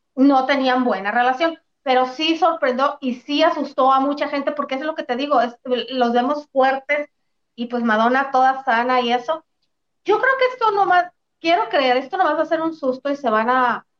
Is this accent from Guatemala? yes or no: no; Mexico; aquí somos los mexicanos